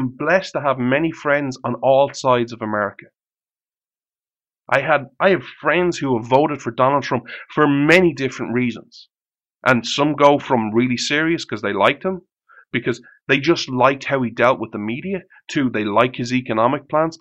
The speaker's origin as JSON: {"language": "English", "country": "Ireland", "said": "I'm Irish."}